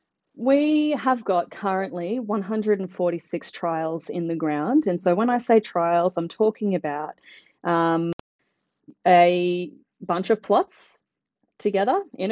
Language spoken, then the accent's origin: English; Brisbane, Queensland, Australia; moved away as an adult; also born or lived in Sydney, Australia; now in Birchip, Australia; I am originally from Brisbane, where I did my undergraduate at QUT, Queensland University of Technology.